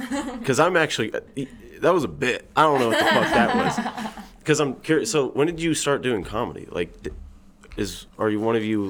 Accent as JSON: {"language": "English", "town": "Blue Springs", "region": "Missouri", "country": "United States", "said": "because I'm from Blue Springs."}